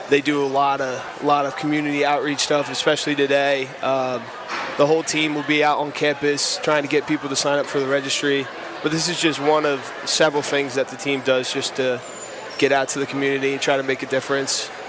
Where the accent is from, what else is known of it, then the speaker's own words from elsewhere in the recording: Bucks County, Pennsylvania, United States; Yeah, so I'm actually from Bucks County.